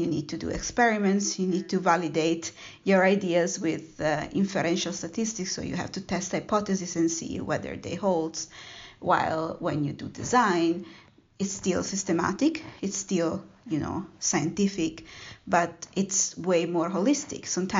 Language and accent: English; Italy; born there; I was born in Italy, and I got the chance to travel